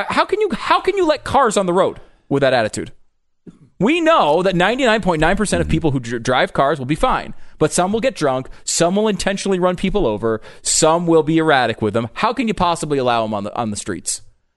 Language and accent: English; Connecticut, United States; I grew up in Connecticut, where just there's not a gun culture there, really.